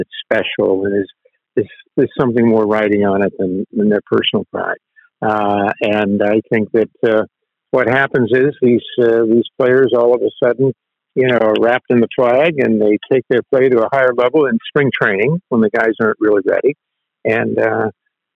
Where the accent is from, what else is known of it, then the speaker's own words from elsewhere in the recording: Tampa, Florida, United States; growing up in Tampa, Florida